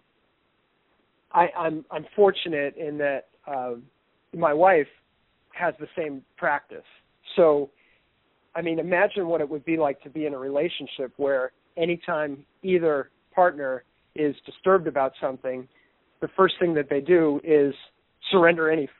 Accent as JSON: {"language": "English", "region": "East Coast", "country": "United States", "said": "I'm from the East Coast"}